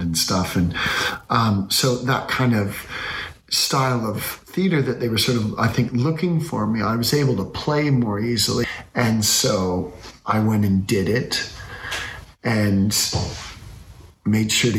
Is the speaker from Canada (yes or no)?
yes; Canada; I'm a Canadian people pleaser.